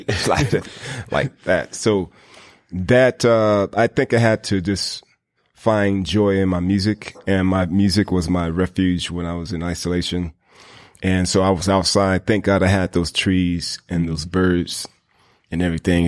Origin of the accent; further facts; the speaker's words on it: the South, United States; growing up in the South, you know, we got a lot of, you know, uh, black churches